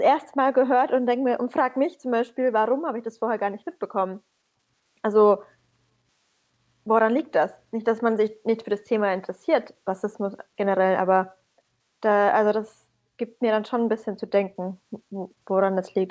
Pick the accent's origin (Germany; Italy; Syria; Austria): Syria; moved away; ich bin aus Syrien